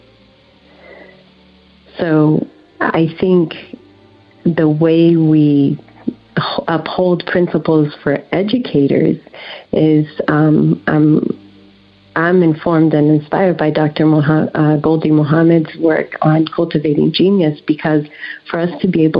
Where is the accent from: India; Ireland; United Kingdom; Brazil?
Brazil; also born or lived in Puerto Rico / Netherlands; now in United States; I'm originally from Brazil, and I came to this country when I was 15, and I came by way of Puerto Rico and the Netherlands